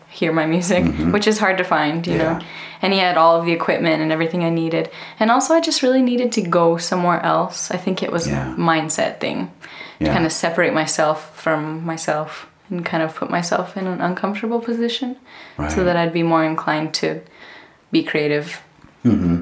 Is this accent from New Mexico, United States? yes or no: yes; Tomé, New Mexico, United States; now in Albuquerque, United States; I came from Tomé, so it's a little ways away from Albuquerque, about 45 minutes. Small town